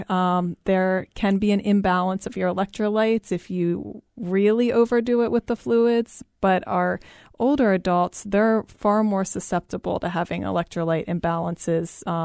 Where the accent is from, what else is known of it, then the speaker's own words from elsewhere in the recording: East Coast, United States; moved away; I'm from the East Coast and it gets very, very, very humid there.